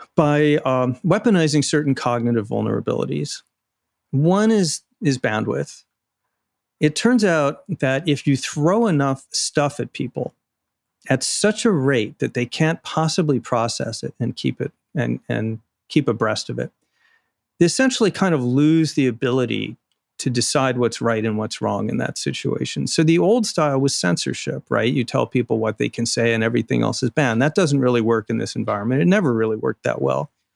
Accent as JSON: {"language": "English", "region": "Arizona", "country": "United States", "tie": "born or raised there", "moved": "yes", "said": "Arizona, my home state."}